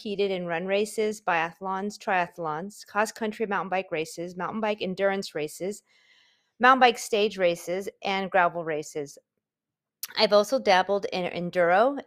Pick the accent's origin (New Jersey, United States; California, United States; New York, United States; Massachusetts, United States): California, United States; San Diego; now in San Marcos, United States; I'm a native San Diegan, growing up in Claremont and graduating from the University City High School